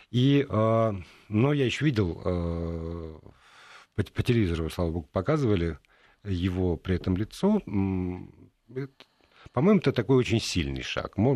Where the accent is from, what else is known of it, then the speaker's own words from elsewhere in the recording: Minsk, Belarus; А, я из Минска, у нас это отмечают официально тоже.